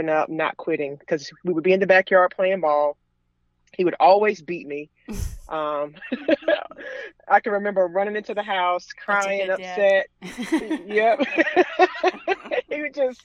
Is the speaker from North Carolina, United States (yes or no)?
yes; Raleigh, North Carolina, United States; moved away as an adult; also born or lived in Mooresville, North Carolina; I'm from the Raleigh, North Carolina area, and I moved to Mooresville, North Carolina in 2010